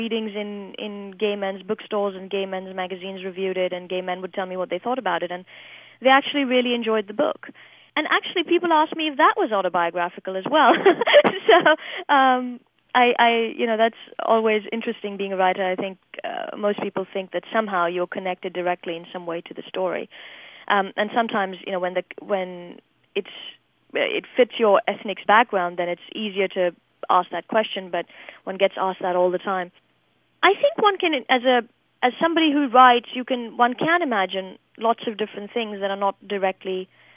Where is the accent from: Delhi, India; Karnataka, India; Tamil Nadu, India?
Delhi, India; moved away as an adult; now in United States; even when I was growing up in India